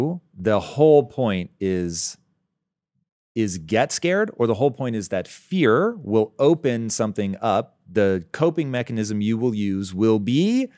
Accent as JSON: {"language": "English", "town": "Tacoma", "region": "Washington", "country": "United States", "tie": "born or raised there", "said": "I was raised in Tacoma."}